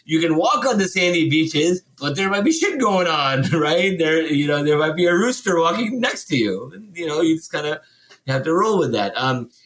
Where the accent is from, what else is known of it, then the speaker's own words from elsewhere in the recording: Chicago, Illinois, United States; moved away as an adult; now in Washington, D.C., United States; growing up in Chicago because I was exposed to diversity from a very early age